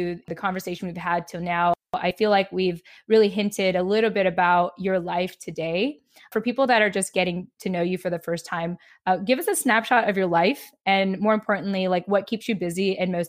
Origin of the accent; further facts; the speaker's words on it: Philippines; I think for as long as I'm Filipino, which is basically the rest of my life